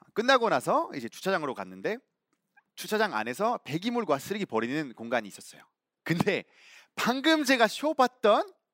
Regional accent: Belgium; Korean is a second language; now in South Korea; 저는 벨기에에서 온

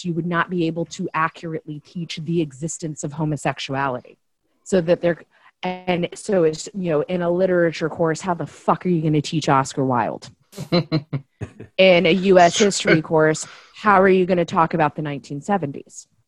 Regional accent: Tennessee, United States; also born or lived in Louisiana / Chicago, Illinois; I grew up in Tennessee. I currently live in Tennessee

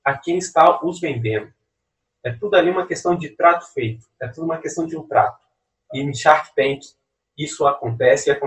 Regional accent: Belo Horizonte, Minas Gerais, Brazil; e a gente é de Belo Horizonte, não tem praia, então a gente usa daqui.

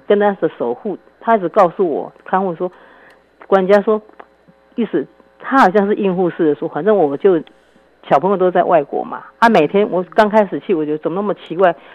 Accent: Taiwan; 我们台湾人也很保守

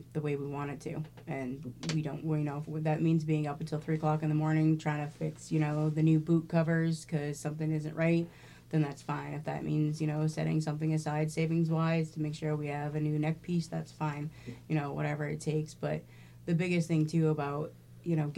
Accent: Portland, Oregon, United States; growing up in Portland

